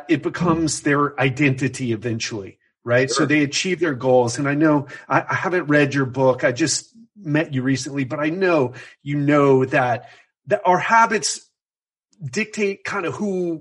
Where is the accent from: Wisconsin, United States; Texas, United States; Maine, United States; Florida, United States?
Florida, United States; Miami; moved away as an adult; now in Brazil; growing up in Miami